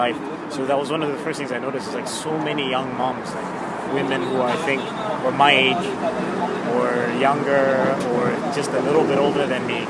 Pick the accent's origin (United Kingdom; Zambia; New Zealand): Zambia; moved away; I'm originally from Zambia, southern Africa.